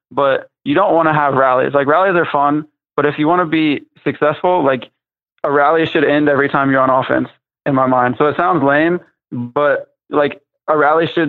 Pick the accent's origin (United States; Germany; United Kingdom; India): United States; Ohio; I'm from Ohio, so I'm from the Midwest